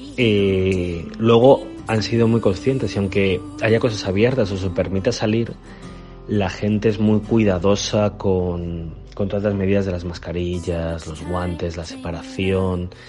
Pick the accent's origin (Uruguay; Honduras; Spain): Spain; moved away; yo digo que soy español